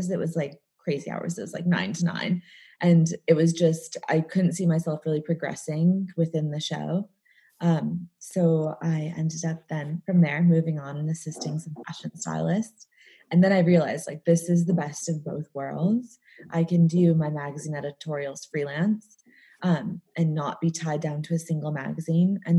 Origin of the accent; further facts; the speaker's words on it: just outside of Chicago, Illinois, United States; accent: American; moved away as an adult; also born or lived in New York; now in London, United Kingdom; I live in London, but as you can probably tell, I have an American accent. Um, I grew up in just outside of Chicago, um, and I lived in New York for a while and moved here about eight years ago.